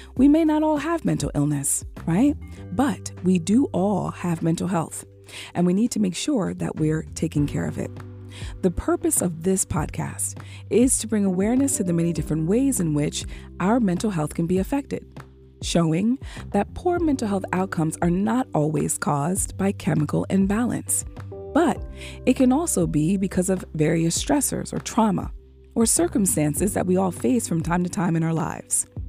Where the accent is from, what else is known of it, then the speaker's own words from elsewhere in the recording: United States; as an African American woman